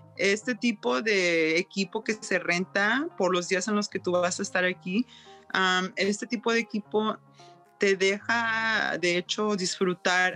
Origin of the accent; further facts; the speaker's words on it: Mexico; also born or lived in Yukon, Canada; now in Whitehorse, Canada; soy de México y siempre voy de regreso a México y regreso a Canadá